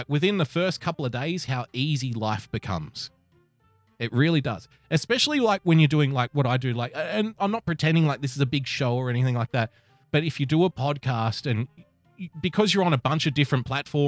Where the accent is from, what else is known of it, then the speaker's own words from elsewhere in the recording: Sydney, New South Wales, Australia; the city that I grew up in, I love